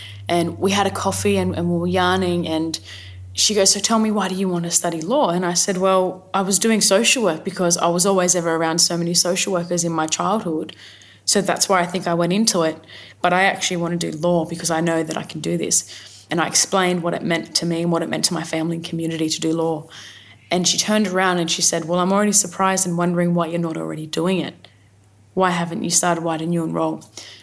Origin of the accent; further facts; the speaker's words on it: Sydney, New South Wales, Australia; My family come from the mid-north coast of New South Wales, and I've spent a lot of my time growing up on Gadigal country, the city of resistance